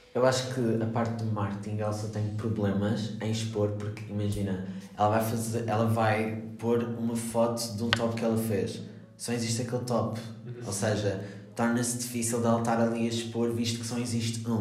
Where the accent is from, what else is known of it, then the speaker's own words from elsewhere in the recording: Madeira, Portugal; eu sou da Madeira